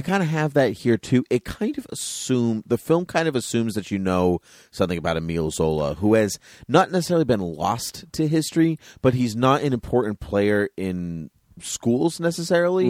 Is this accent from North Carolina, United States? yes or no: no; Massachusetts, United States; we're from Massachusetts